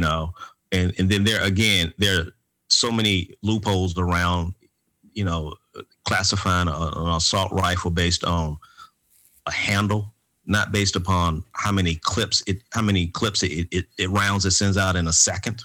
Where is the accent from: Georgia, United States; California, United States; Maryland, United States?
Georgia, United States; Atlanta; The three of us, uh, we come from the Grow Park community in Atlanta, Georgia. We all graduated from Grow Park Elementary School